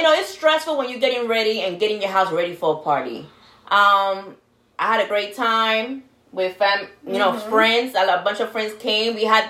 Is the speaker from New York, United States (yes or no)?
yes; New York, United States; now in Florida, United States